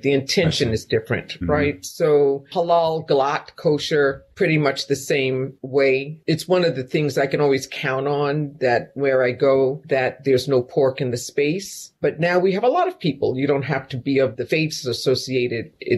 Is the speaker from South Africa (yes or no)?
no; New York, United States; now in Louisville, United States; I'm here in Louisville. I'm a New Yorker in Appalachia